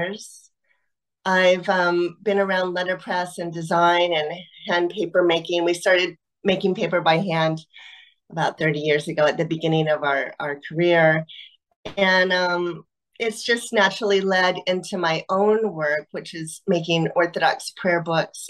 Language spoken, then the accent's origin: English; Eugene, Oregon, United States; also born or lived in Paris / Vancouver, BC; now in Portland, United States; I grew up in Eugene, Oregon, and I live in Portland, Oregon now